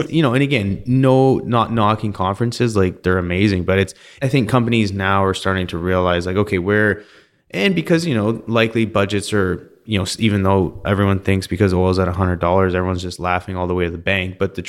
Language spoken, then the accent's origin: English; Canada; and I'm from Canada, so I'm going to say it was probably like 15 degrees, 10 degrees Celsius.